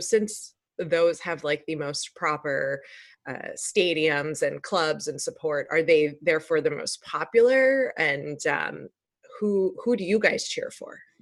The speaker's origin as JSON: {"language": "English", "country": "United States", "said": "I'm I'm American"}